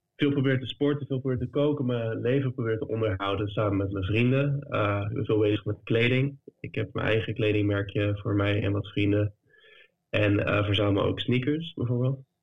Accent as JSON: {"language": "Dutch", "town": "The Hague", "region": "South Holland", "country": "Netherlands", "moved": "as an adult", "lives_now": "Berlin, Germany", "said": "Ik kom uit Den Haag"}